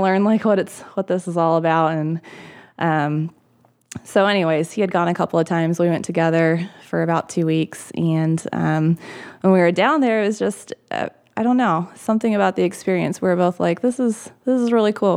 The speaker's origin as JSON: {"language": "English", "region": "Michigan", "country": "United States", "tie": "born or raised there", "said": "I'm from Michigan originally. I grew up in Michigan."}